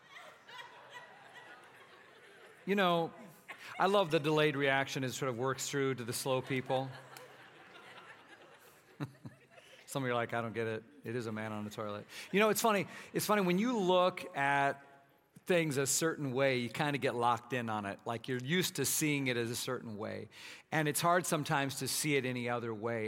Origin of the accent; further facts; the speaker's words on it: Minnesota, United States; moved away; So I grew up in Minnesota